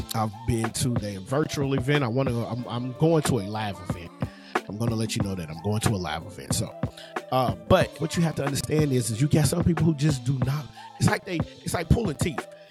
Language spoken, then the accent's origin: English; Louisville, Kentucky, United States; in my neighborhood, where I grew up at, in the surrounding area, you know, there's a part of there's a part of the city that I live in. I'm from Louisville